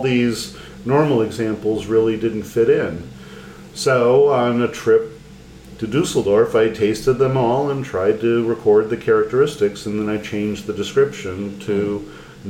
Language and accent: English; United States; as an American